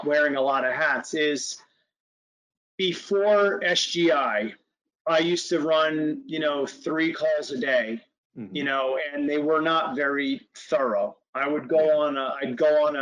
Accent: New Jersey, United States; I'm from New Jersey

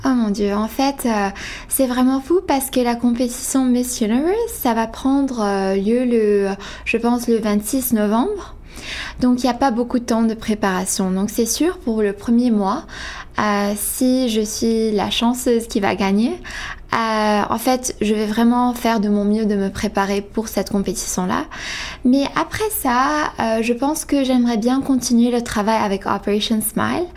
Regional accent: Quebec, Canada; je suis canadienne je suis québécoise d'origine ivanaise

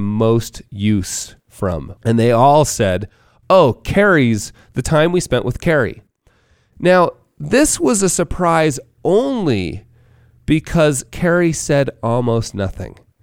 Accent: Park City, Utah, United States; my hometown of Park City, Utah

